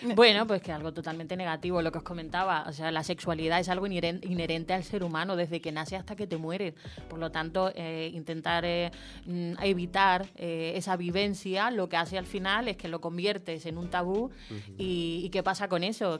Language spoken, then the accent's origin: Spanish; Chile; yo nací en Chile